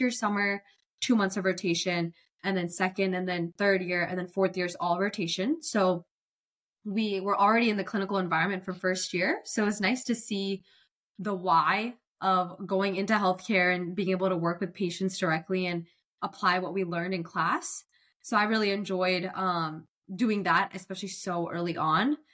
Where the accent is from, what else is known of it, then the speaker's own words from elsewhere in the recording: Cary, North Carolina, United States; I'm born and raised from Cary, North Carolina. Never left.